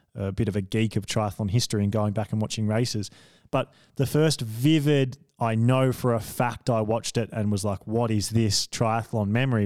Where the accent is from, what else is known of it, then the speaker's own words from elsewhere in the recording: Victoria, Australia; I came from Victoria